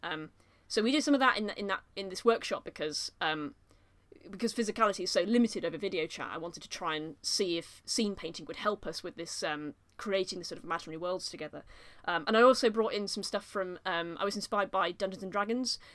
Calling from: Nottingham, East Midlands, United Kingdom; also born or lived in Leeds; I'm, I'm calling from Nottingham, I've come back from Leeds now

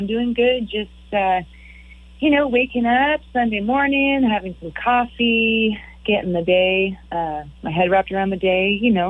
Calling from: Nashville, Tennessee, United States; I am in Nashville, at home.

